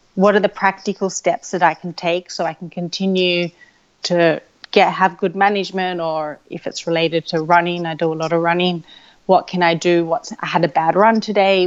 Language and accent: English; Sydney, New South Wales, Australia; I grew up in Sydney, Australia